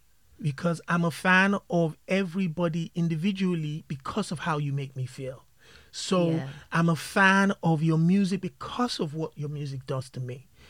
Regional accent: Nigeria; moved away; Growing up in Nigeria, growing up in Africa, at the early ages, we were all huge fans of hip-hop and R&B and pop and all of these things.

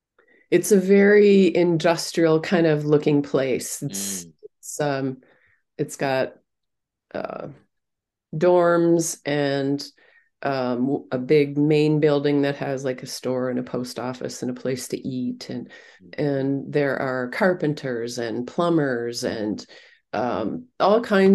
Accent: Minnesota, United States; It was snowy, but it was no worse than a Minnesota winter. I grew up in Minnesota.

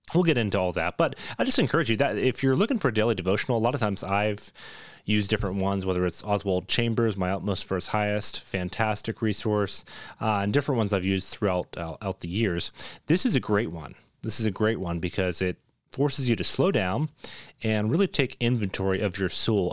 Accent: Toronto, Ontario, Canada; moved away as an adult; now in Boise, United States; Moved from Toronto, Canada. That's where I'm, so I'm Canadian. I've lived about nineteen years in Canada.

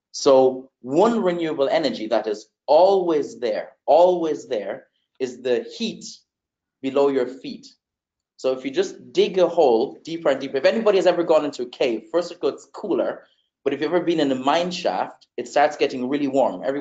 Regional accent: Germany; also born or lived in Netherlands / Uganda; I was actually born in Germany. Uh, I grew up in Germany, the Netherlands, spent some time in Uganda, East Africa, where I still have family uh, to this day.

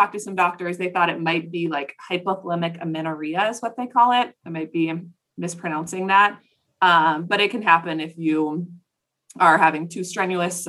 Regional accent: Plymouth, Minnesota, United States; I'm from Plymouth, Minnesota.

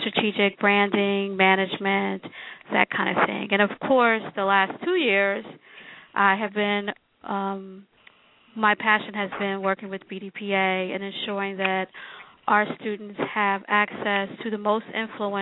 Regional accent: Philadelphia, Pennsylvania, United States; But I was born in Philadelphia. I'm West Philly, born and raised.

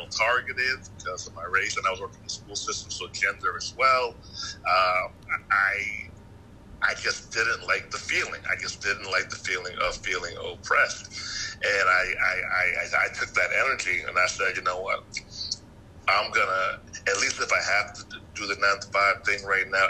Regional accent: Yonkers, New York, United States; now in Atlanta, United States; I'm from Atlanta now, but yeah, I'm from New York.

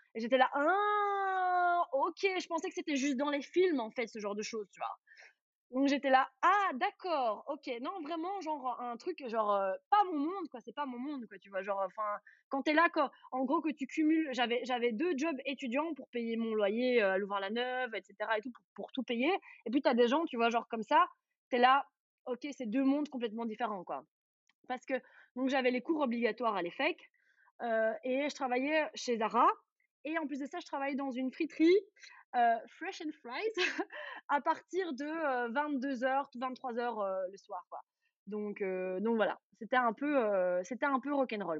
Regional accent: Charleroi region, Wallonia, Belgium; j'ai grandi dans la région de Charleroi

